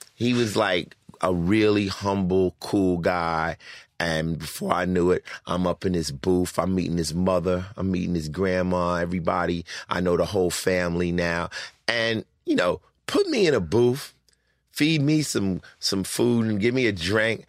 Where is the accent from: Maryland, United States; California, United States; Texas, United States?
California, United States; Los Angeles; also born or lived in Newark, New Jersey / Summit, New Jersey; I came out to Los Angeles to live with my father's sister, my aunt, and, uh, I started off going to junior high out here in Culver City at Palms